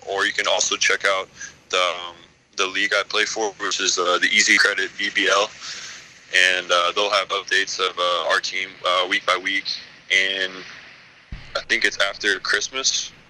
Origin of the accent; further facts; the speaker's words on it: Kentucky, United States; also born or lived in Louisville, Kentucky / Wyoming; I was born in Louisville, moved to Wyoming, was there till I was five, and lived on a reservation there, and it was pretty hard living, but when me and my dad came back to Kentucky